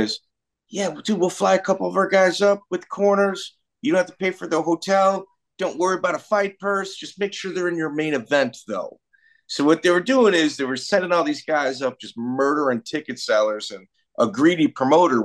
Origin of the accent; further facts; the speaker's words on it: Chicago, Illinois, United States; I'm from Chicago, so I'm a Yankee. I'm a Northerner.